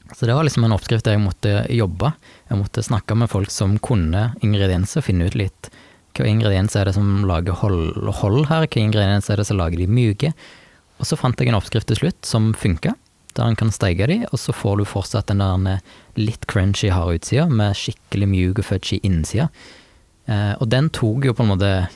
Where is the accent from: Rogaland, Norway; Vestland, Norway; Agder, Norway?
Rogaland, Norway; Jæren; hjemme på Jæren